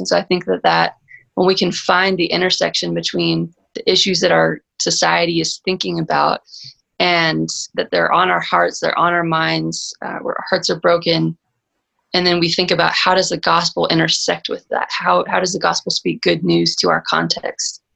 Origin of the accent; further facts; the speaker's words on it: Texas, United States; moved away as an adult; now in Colorado Springs, United States; I'm originally from Texas, but moved out here almost two years ago